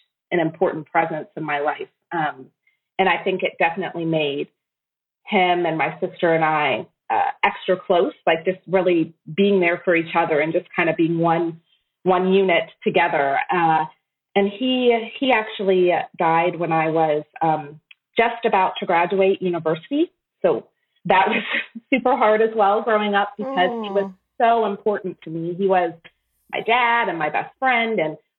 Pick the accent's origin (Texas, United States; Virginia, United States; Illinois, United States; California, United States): Virginia, United States; Shenandoah Valley, Northern; moved away as an adult; now in Tokyo, Japan; I grew up in Northern Virginia in the Shenandoah Valley